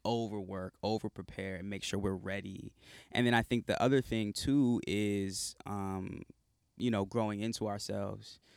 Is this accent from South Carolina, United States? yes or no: yes; South Carolina, United States; now in Los Angeles, United States; I'm from South Carolina originally. I live in L A now